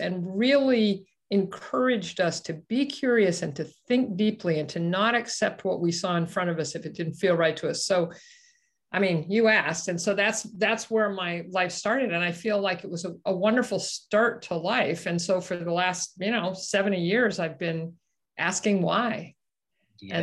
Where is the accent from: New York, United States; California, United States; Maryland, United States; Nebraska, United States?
Nebraska, United States; Omaha; I grew up in Omaha, Nebraska, right in the middle of the Midwest.